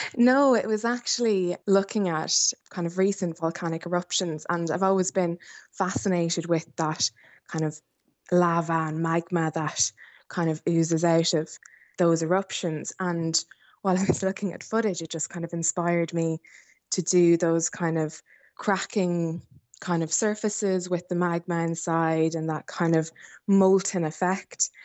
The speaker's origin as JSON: {"language": "English", "town": "Athlone", "region": "County Roscommon", "country": "Ireland", "tie": "born or raised there", "said": "I grew up in South Roscommon, um, just outside of Athlone Town"}